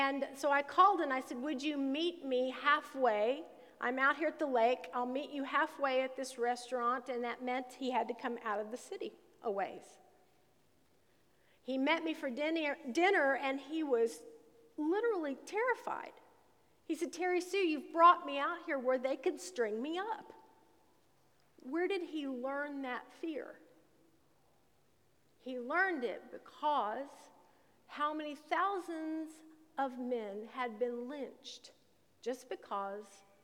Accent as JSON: {"language": "English", "region": "Southern Illinois", "country": "United States", "tie": "born or raised there", "said": "when I was growing up in Southern Illinois"}